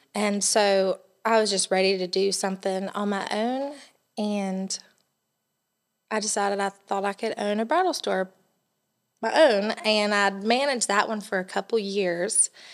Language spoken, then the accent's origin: English; Elgin, South Carolina, United States; now in Johnson City, United States; I grew up in Elgin, South Carolina